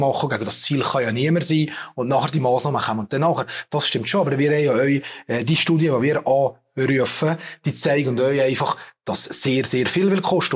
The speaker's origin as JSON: {"language": "German", "region": "Valais", "country": "Switzerland", "said": "als Walliser"}